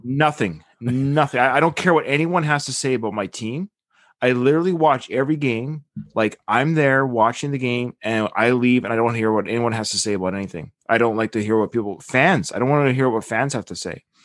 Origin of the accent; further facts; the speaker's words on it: Victoria, British Columbia, Canada; I was born in Victoria